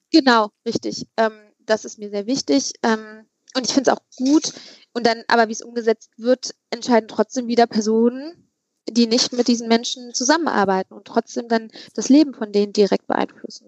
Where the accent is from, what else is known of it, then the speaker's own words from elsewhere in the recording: Übach-Palenberg, North Rhine-Westphalia, Germany; da bin ich in Scheppensee groß geworden